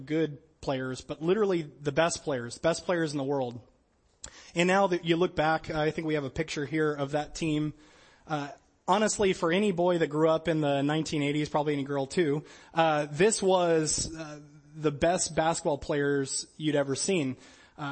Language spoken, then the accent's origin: English; Louisiana, United States; I'm from Louisiana, didn't grow up with a lot of winter sports.